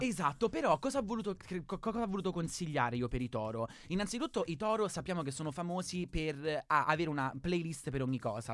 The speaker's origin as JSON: {"language": "Italian", "region": "Marche", "country": "Italy", "said": "io sono una marchigiana"}